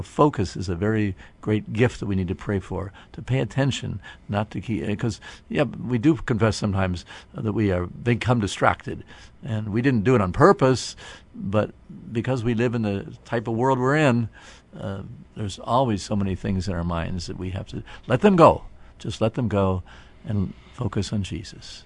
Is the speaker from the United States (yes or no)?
yes; Canton, Ohio, United States; people in my hometown here of Canton